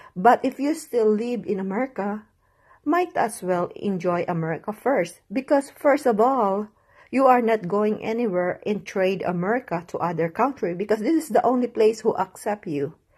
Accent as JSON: {"language": "English", "country": "United States", "said": "I just love being American"}